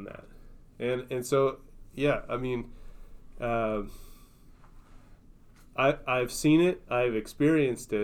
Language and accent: English; Minnesota, United States; I'm from Minnesota